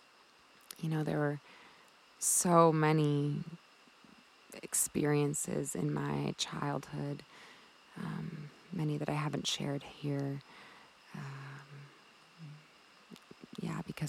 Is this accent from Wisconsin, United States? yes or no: yes; Milwaukee, Wisconsin, United States; moved away as an adult; also born or lived in Colorado; eventually I moved from Wisconsin, where I was born, to Colorado.